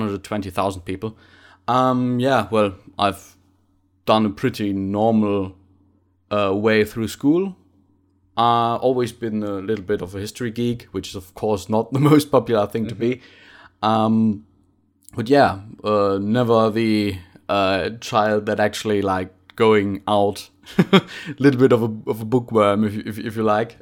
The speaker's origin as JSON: {"language": "English", "town": "Bottrop", "region": "North Rhine-Westphalia", "country": "Germany", "second_language": "English", "moved": "as an adult", "lives_now": "Munich, Germany", "said": "I'm from, from the ci-, the, the city of Bottrop, uh, which is, uh, an, a pretty industrial town."}